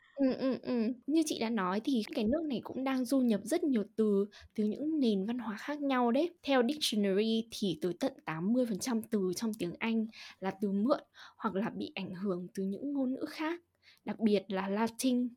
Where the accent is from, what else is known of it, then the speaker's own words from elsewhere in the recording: Hà Tĩnh, Vietnam; accent: Central Vietnamese (Ha Tinh); first language Vietnamese; moved away; chị sinh ra và lớn lên ở Hà Tĩnh